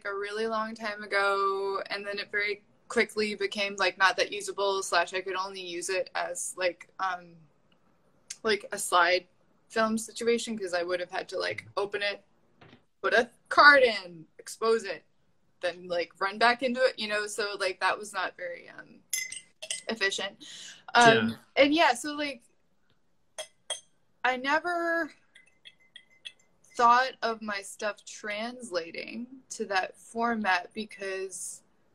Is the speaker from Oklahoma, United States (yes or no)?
no; New Hampshire, United States; moved away; I'm from New Hampshire